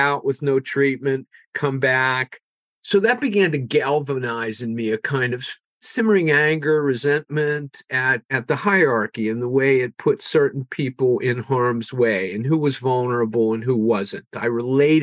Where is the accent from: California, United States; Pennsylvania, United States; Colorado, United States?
Pennsylvania, United States; Pittsburgh; moved away as an adult; also born or lived in North Carolina; my hometown of Pittsburgh